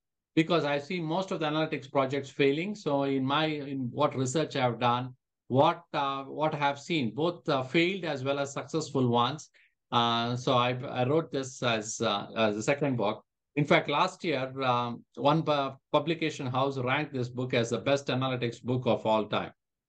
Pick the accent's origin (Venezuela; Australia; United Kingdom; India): India; now in Calgary, Canada; when I moved from India to Canada, to Calgary specifically, Calgary was pretty much an oil town.